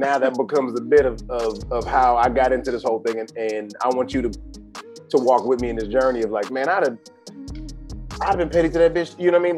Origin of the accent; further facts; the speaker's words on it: Atlanta, Georgia, United States; also born or lived in Savannah / Miami / New Orleans / Dallas; now in Los Angeles, United States; then I'm from Atlanta, live in Savannah, Miami, New Orleans, Dallas, San Francisco, and now LA.